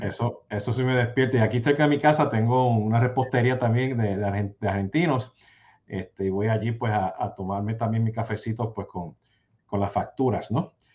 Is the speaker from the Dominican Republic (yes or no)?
no; Puerto Rico; yo soy cafetero, siendo boricua